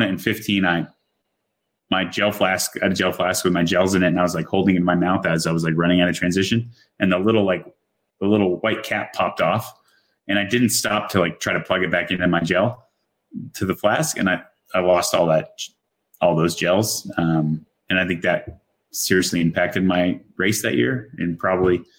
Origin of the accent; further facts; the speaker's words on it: Ireland; I'm Irish.